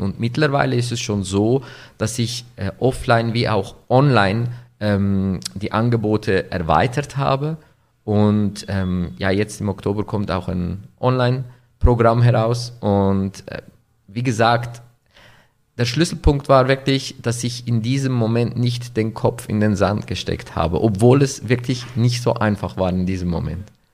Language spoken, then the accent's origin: German; Winterthur, Zurich, Switzerland; Ich komme aus der Schweiz in Winterthur, geboren, aufgewachsen, nach wie vor mit türkischem Hintergrund